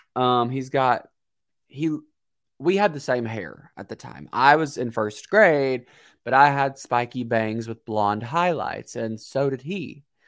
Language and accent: English; Kentucky, United States; I'm from Kentucky